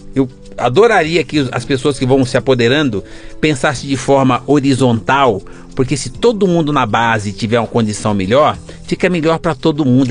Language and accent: Portuguese; São Paulo, Brazil; also born or lived in Campos Altos, Minas Gerais; Eu sou caipira de Campos Alto. Eu vim para São Paulo com quatro anos. Sou é, mineiro